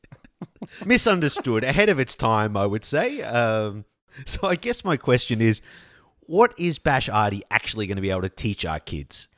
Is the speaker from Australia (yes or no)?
yes; Australia; growing up in Australia